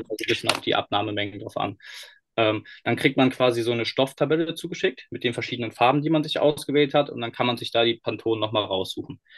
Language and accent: German; Cologne, North Rhine-Westphalia, Germany; Wir kommen ja eigentlich aus Nordrhein-Westfalen, aus Köln